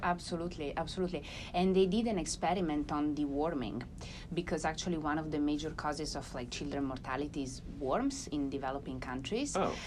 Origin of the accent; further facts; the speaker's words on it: Ferrara, Emilia-Romagna, Italy; I'm from Ferrara.